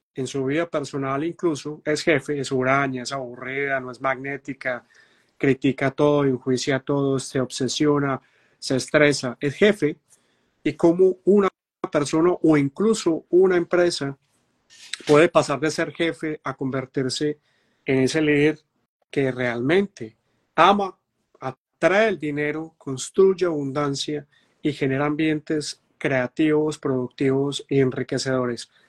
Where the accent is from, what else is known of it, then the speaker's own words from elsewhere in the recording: Medellín, Antioquia, Colombia; yo soy de Medellín, Colombia